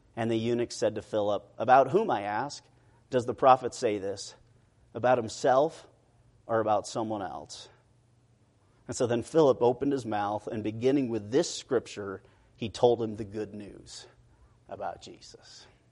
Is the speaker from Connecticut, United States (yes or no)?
no; Rocky Mountains of Idaho, United States; moved away as an adult; also born or lived in Hungary; now in United Kingdom; I grew up in the Rocky Mountains of Idaho